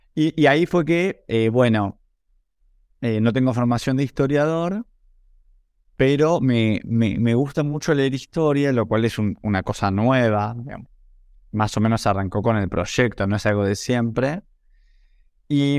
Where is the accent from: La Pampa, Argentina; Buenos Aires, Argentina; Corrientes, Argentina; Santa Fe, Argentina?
Buenos Aires, Argentina; nací en Buenos Aires en 1980